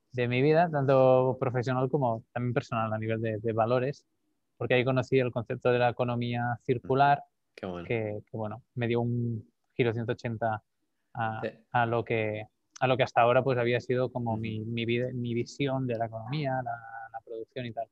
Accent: Calella, Catalonia, Spain; Nací en Calella, un pueblo aquí al norte de Barcelona, en la costa

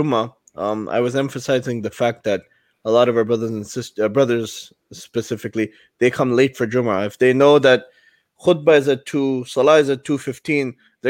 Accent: Pakistan; You're from Puerto Rico. We're from Pakistan, stuff like that.

